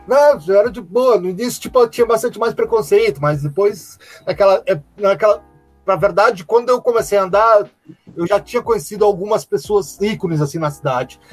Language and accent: Portuguese; Caxias do Sul, Rio Grande do Sul, Brazil; sou de Tatuado de Caxias